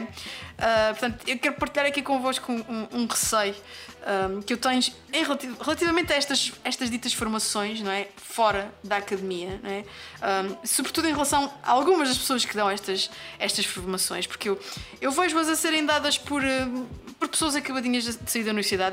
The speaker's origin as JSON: {"language": "Portuguese", "region": "Azores", "country": "Portugal", "moved": "yes", "said": "eu saí dos Açores"}